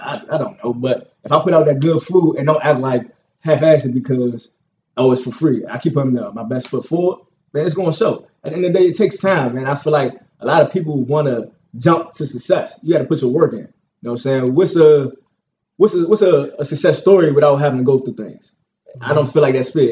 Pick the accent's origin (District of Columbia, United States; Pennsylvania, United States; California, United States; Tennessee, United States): District of Columbia, United States; Washington; Born and raised in Northeast Washington D.C.